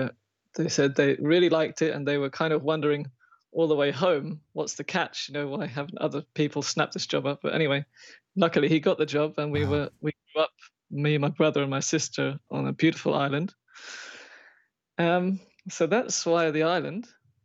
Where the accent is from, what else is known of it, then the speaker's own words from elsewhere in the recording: England, United Kingdom; also born or lived in Kilkenny, Ireland / Łódź, Poland; now in Isle of Wight, United Kingdom; I am Irish, technically. I mean, I was born in Ireland. Yeah. But up in England, as you can hear.